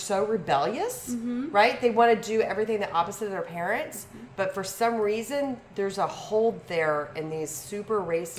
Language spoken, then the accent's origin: English; Texas, United States; I was born and raised in Texas